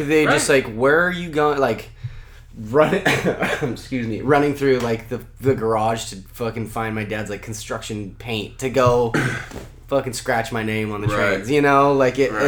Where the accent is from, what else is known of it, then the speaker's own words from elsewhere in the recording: Pittsburg, California, United States; also born or lived in Oakland, California; I was born there, and I grew up in the like Pittsburgh Bay Point area